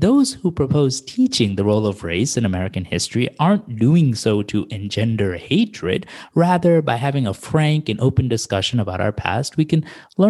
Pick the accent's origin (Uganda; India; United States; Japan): India; No, I'm Indian.